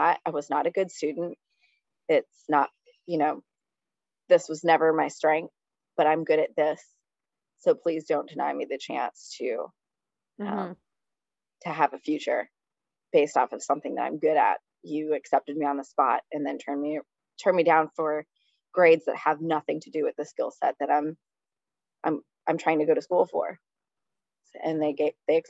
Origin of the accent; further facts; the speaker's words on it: Long Island, New York, United States; We're from Long Island